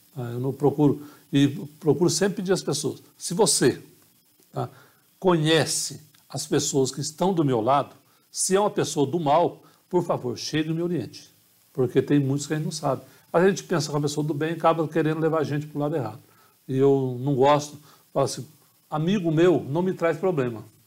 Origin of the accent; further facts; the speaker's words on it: Carmo do Rio Claro, Minas Gerais, Brazil; moved away; also born or lived in Poços de Caldas; minha cidade, minha terra natal